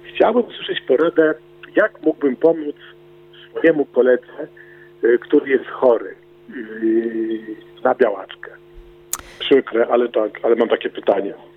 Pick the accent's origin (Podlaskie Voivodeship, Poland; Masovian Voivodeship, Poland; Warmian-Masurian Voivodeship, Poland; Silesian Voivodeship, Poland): Masovian Voivodeship, Poland; Otwock; Ja pochodzę z Otwocka